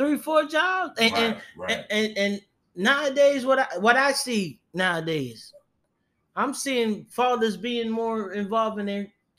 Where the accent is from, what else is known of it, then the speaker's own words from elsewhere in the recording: Jamaica; I'm Jamaican. I know Jamaica is small.